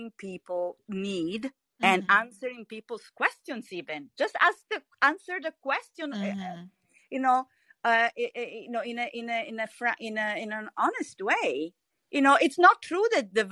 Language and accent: English; Italy; I'm from Italy